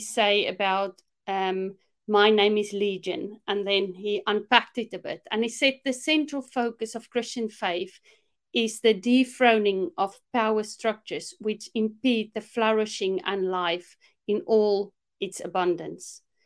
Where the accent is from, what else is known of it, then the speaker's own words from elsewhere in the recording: South Africa; moved away as an adult; now in United Kingdom; growing up in South Africa, one thing for sure, growing up in the apartheid regime